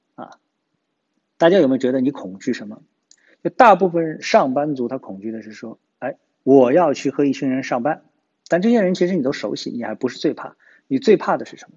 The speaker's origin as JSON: {"language": "Chinese", "region": "Shanghai", "country": "China", "said": "我也是上海人啊，我这就不是说站在第三者的位置上，我是站在上海人的位置上"}